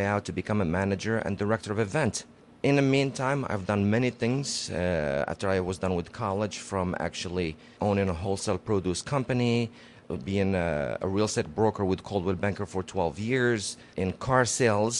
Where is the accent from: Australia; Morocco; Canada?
Morocco; moved away as an adult; also born or lived in Casablanca, Morocco; I grew up in Morocco up until I was 20 years old, and I moved over here.